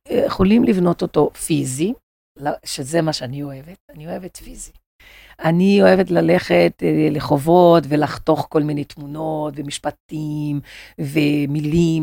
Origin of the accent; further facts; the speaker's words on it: Rio de Janeiro, Brazil; accent: Brazilian; Hebrew is a second language; now in Israel; אני ברזילאית